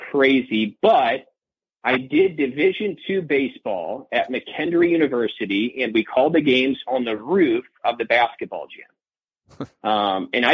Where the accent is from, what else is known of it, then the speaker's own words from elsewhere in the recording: Midwest, United States; moved away as an adult; now in Las Cruces, United States; I come from the Midwest